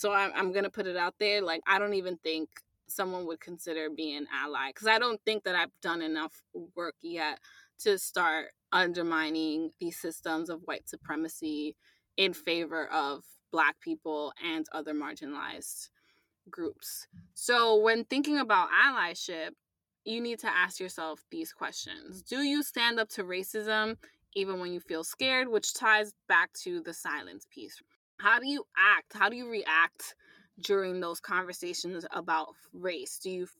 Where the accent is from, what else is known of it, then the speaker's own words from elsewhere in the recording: New York, United States; I'm Latina, I'm a New Yorker, I'm an ally.